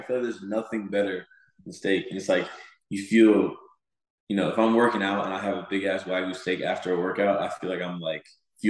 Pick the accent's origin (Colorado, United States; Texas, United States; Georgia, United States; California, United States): Georgia, United States; Atlanta; born there; My dad, I was born in Georgia, Atlanta, Georgia.